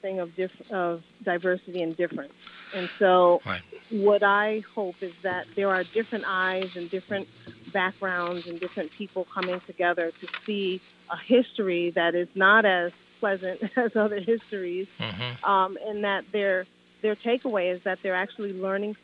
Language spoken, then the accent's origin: English; Hartford, Connecticut, United States; I grew up in Hartford